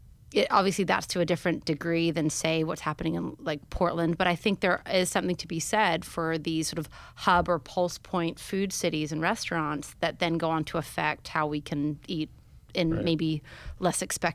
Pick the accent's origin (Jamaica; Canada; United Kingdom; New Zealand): New Zealand; moved away; I grew up in New Zealand